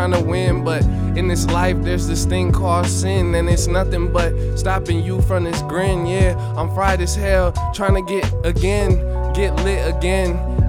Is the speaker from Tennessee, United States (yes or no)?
no; East Palo Alto, California, United States; now in Grand Rapids, United States; I'm from East Palo Alto, California. I met Bubba in Grand Rapids, Michigan, my second home.